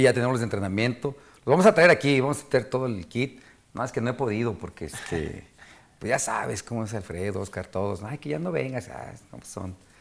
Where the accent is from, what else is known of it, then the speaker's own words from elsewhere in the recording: Mexico; Somos mexicanos y yo crecí